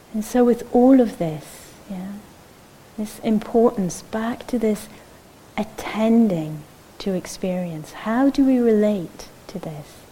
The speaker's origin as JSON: {"language": "English", "country": "Israel", "tie": "born or raised there", "moved": "yes", "said": "I grew up in Israel"}